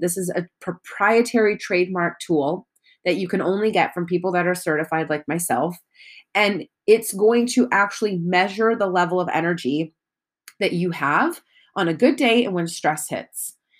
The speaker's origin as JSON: {"language": "English", "country": "United States", "said": "I am American"}